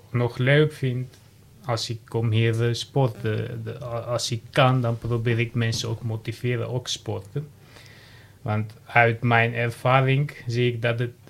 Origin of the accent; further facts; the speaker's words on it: Armenia; Dutch is a second language; now in Heemstede, Netherlands; Ik, heb Armeense afkomst.